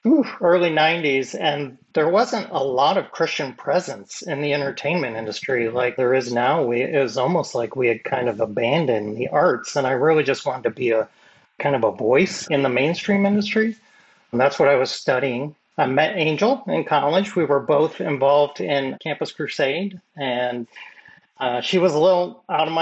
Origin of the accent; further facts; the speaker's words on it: Michigan, United States; I grew up in Michigan and Midwestern guy